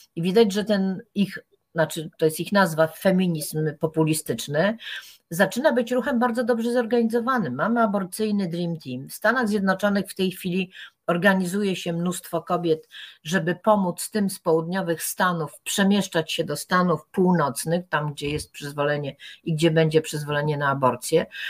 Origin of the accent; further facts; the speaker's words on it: Poland; pochodzę z tak dziwacznego kraju, gdzie ministrowie słyszą płacz zamrażanych zarodków